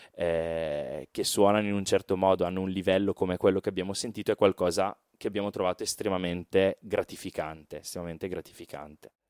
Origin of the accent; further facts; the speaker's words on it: Brescia, Lombardy, Italy; accent: Brescian; noi veniamo da Brescia, come forse si sente anche dall'accento